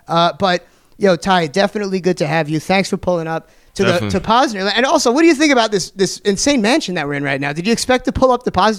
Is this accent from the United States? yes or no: yes; New York, United States; I'm from New York. I do the show. I do radio with Mr. Cheeks.